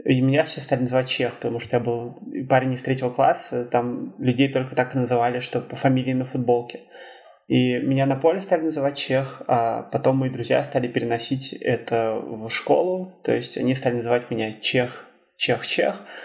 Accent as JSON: {"language": "Russian", "region": "Saint Petersburg", "country": "Russia", "said": "я из Петербурга, мне 23 года"}